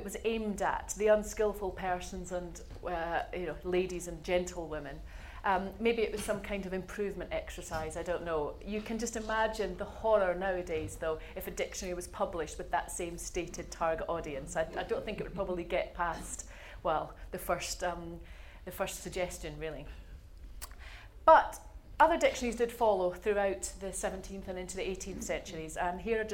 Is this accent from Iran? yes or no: no; Scotland, United Kingdom; moved away as an adult; also born or lived in Glasgow; now in Oxford, United Kingdom; a Scot writing the English dictionary